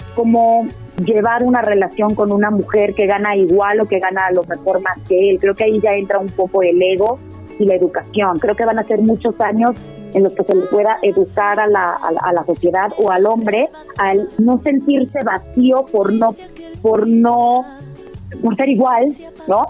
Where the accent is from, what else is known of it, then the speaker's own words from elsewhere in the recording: Puebla, Mexico; moved away; also born or lived in United States; Puebla de donde yo soy